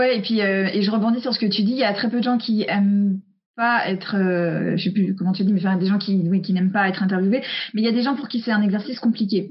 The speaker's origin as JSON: {"language": "French", "country": "United States", "tie": "born or raised there", "moved": "yes", "said": "j'ai grandi aux US"}